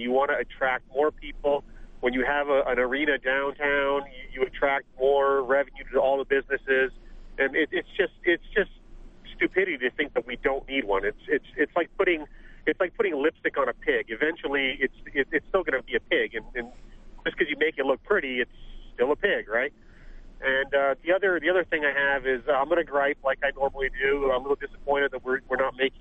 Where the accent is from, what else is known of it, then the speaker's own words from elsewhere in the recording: Windsor, Ontario, Canada; moved away; my hometown, Windsor, Ontario